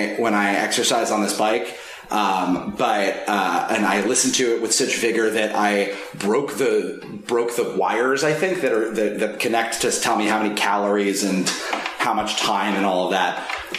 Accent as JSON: {"language": "English", "region": "New York", "country": "United States", "said": "We're both from New York."}